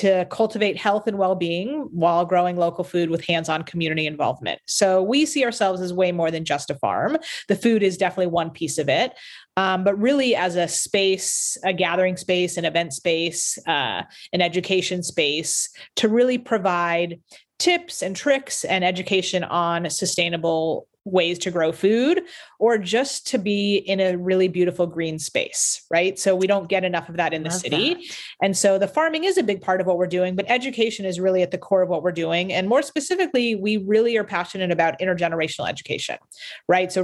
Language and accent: English; Beverly Hills, California, United States; we grew up together in Beverly Hills, and really, you know, are super excited to be bringing something back to the city, you know, that we grew up in. We all went to school there.